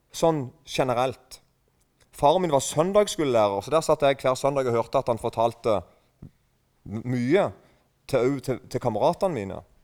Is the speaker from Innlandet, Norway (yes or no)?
no; Eiken, Agder, Norway; accent: mix of Rogaland and Sørlandet dialect; kommer fra Eiken. og Der snakker vi en slags blanding av um, Nå er ikke jeg en veldig god representant for dialekten min